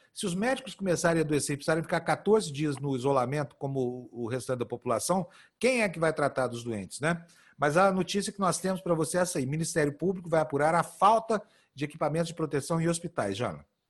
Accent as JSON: {"language": "Portuguese", "country": "Brazil", "said": "nós como brasileiros"}